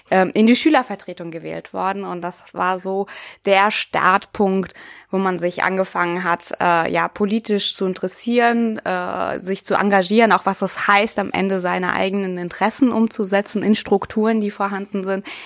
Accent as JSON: {"language": "German", "region": "Siberia", "country": "Russia", "lives_now": "Germany", "said": "Ich komme ja selber aus Sibirien, das heißt, ich hatte schon mal so eine ganz andere Lebenserfahrung, auch als Kind schon mit mir"}